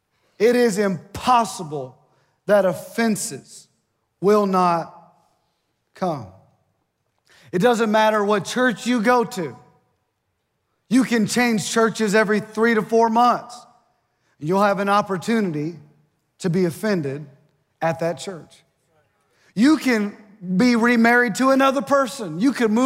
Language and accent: English; Ohio, United States; moved away as an adult; now in Mississippi, United States; I'm from Ohio, and it snowed yesterday at my mom and dad's house